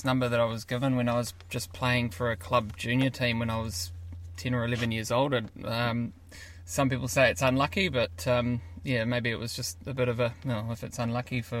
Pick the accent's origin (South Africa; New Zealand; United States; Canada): New Zealand; Auckland; We grew up in Linfield, which is sort of central west Auckland.